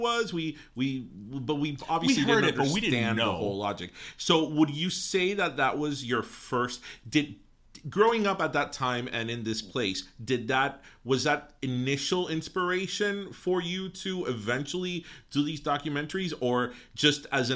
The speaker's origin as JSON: {"language": "English", "town": "Miami", "region": "Florida", "country": "United States", "tie": "born or raised there", "said": "growing up in Miami, I'm from Kendall"}